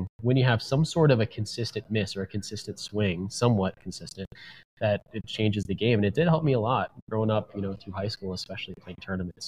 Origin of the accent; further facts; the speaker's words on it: Oldsmar, Florida, United States; where I grew up in Oldsmar, Florida